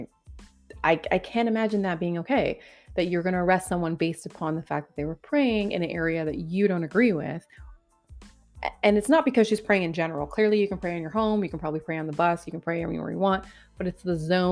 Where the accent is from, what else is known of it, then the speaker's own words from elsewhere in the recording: Canada; now in Ontario, Canada; being a Canadian, thank God I live in Ontario